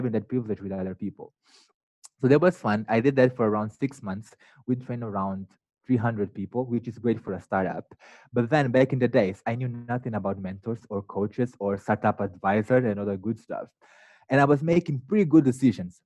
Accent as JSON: {"language": "English", "region": "northern Mozambique", "country": "Mozambique", "tie": "born or raised there", "moved": "yes", "lives_now": "United States", "said": "So I grew up in the north of Mozambique, not even the capital city of the country."}